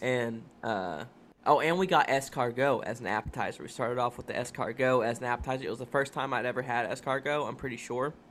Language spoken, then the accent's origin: English; Kentucky, United States; now in Florida, United States; both from Kentucky, and we're from we're, like, thirty, forty-five minutes away from Lexington